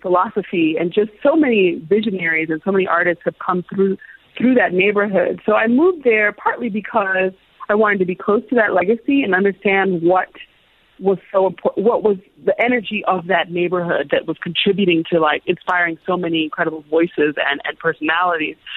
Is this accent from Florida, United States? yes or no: no; Illinois, United States; also born or lived in Zambia; growing up, we grew up in a in a small kind of college town. My father was a professor at a university in, in Illinois